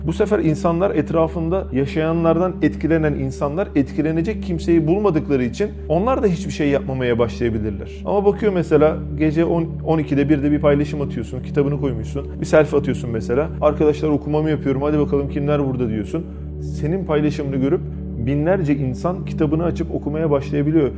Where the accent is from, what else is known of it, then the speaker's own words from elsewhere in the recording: İzmir, Turkey; doğma büyüme İzmirliyim